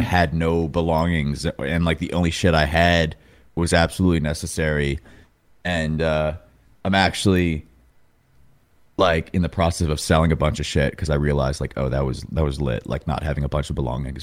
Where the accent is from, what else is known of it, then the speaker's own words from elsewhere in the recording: New York, United States; moved away as an adult; now in Los Angeles, United States; I grew up in New York, moved out to L A January twenty twenty